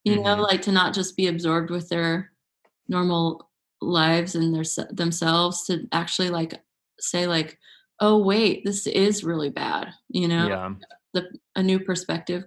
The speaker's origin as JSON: {"language": "English", "country": "United States", "said": "to be from here"}